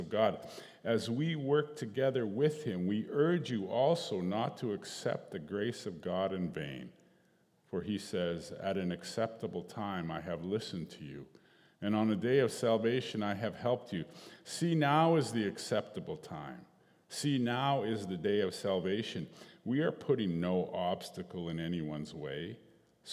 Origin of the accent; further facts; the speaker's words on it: Northern Alberta, Canada; I'm a Cree from Northern Alberta